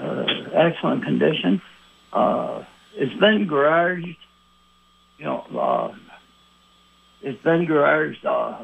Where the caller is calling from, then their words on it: South Burlington, Vermont, United States; Actually, the Shelburne and South Burlington line.